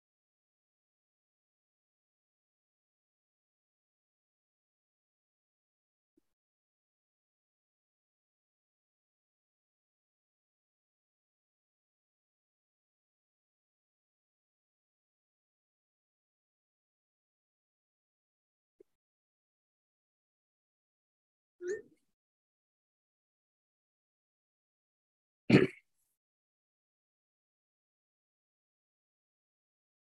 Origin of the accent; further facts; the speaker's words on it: New York, United States; as a New Yorker, born and raised, and we lived in the city for about 4 years